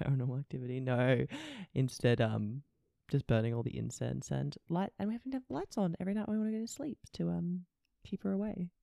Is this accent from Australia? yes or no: yes; Canberra, Australian Capital Territory, Australia; also born or lived in Indonesia; now I'm back in Canberra with all my high school friends